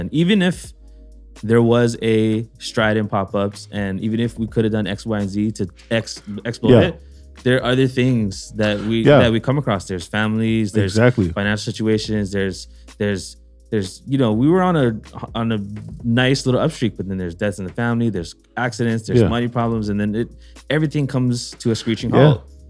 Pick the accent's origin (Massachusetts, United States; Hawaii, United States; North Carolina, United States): Hawaii, United States; moved away as an adult; yeah, I moved out from here. I came from Hawaii.